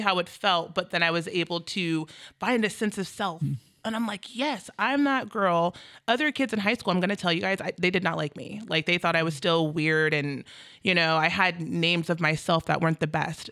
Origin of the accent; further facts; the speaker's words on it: Federal Way, Washington, United States; also born or lived in Bremerton, Washington; moved up to Federal Way when I was five